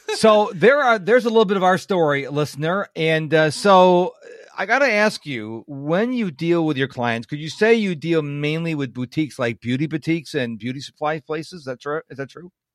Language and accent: English; Rochester, New York, United States; now in Houston, United States; I'm originally from Rochester, New York